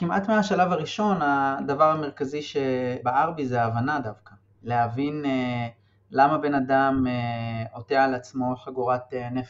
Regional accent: Kiryat Arba, West Bank, Palestine; גדלתי בקריית ארבע, התנחלות שמוכרת לרבים מהשומעות והשומעים אולי, ליד אה, חברון, צמודה לחברון.

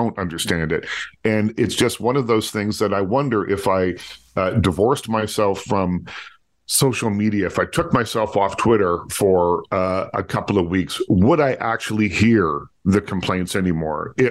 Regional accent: Nova Scotia, Canada; now in Toronto, Canada; I grew up in Nova Scotia

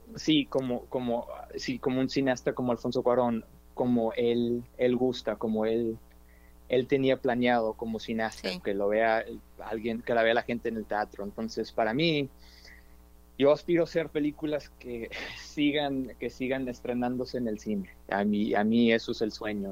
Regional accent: Dallas, Texas, United States; also born or lived in Austin, Texas / New York; nacido en Oak Cliff, este, aquí soy de Dallas, Texas, de Oak Cliff

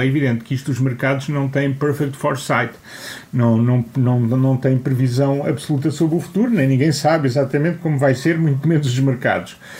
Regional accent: Portugal; sendo português

